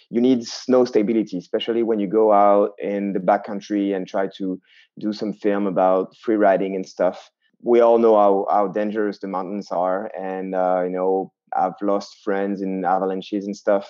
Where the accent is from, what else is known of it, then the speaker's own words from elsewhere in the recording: southwest France, France; also born or lived in Basque Country / Landes; I had the chance to grow up in the southwest of France, between the mountains and the ocean